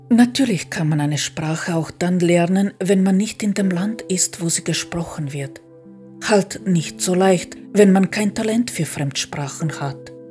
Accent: Croatia; first language hr; German is a second language; now in Austria; Mit Kroatisch hatte ich gar keine Probleme. Natürlich nicht. Das ist meine Muttersprache. Und mit Deutsch auch nicht, da ich als kleines Kind in Österreich gelebt habe.

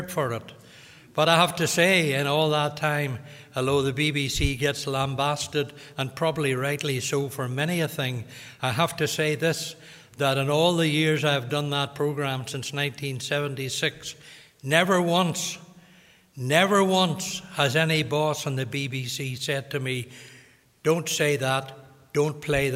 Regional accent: Limavady, Northern Ireland, United Kingdom; I'm from Limavady

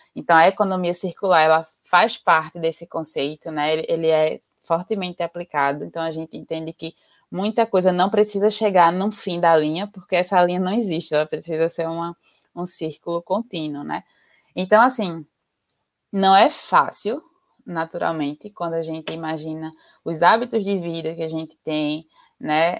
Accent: Recife, Pernambuco, Brazil; now in Jaboatão dos Guararapes, Brazil; eu sou daqui de Pernambuco, é, sou recifense, mas moro em Jaboatão dos Guararapes

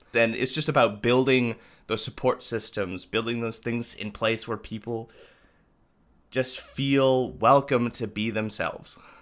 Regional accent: Winkler, Manitoba, Canada; Growing up in Winkler, you know, in a lot of elements, it was very sheltered

